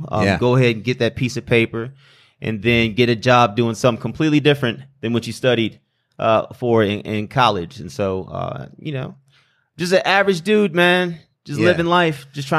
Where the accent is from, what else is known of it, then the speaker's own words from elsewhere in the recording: Flint, Michigan, United States; like, you know, it's already said. I come from Flint, Michigan. Parents divorced, moved down here when my mother, she did a cost of benefit or a cost of living analysis